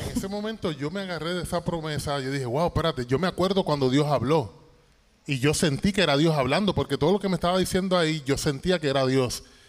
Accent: Toa Baja, Puerto Rico; moved away as an adult; now in Dallas, United States; Nosotros somos boricuas, 100% boricuas. Yo soy del barrio Ingenio de Tuabaja.

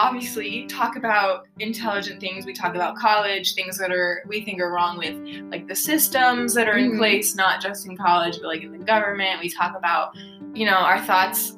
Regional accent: Denver, Colorado, United States; We're from Denver

